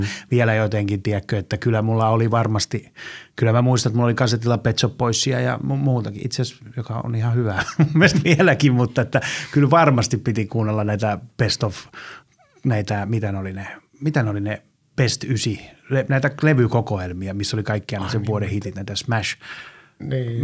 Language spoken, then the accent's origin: Finnish; Helsinki, Uusimaa, Finland; mä oon Helsingistä – tässä pitää olla tarkkana. Mä aina sanon, että mä oon Malmilta, mutta mun äiti aina valittaa, koska mä asuttiin lapsena Tapanilan puolella